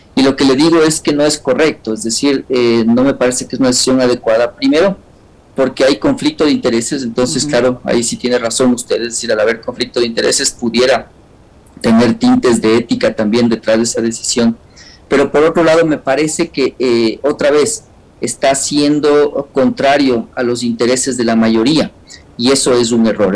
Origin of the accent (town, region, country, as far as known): Ecuador